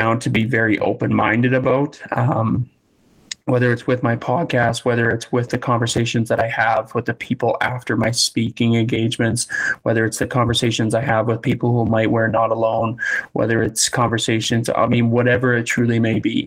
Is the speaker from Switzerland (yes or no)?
no; Leduc, Alberta, Canada; Growing up in Leduc, we played on a lot of successful teams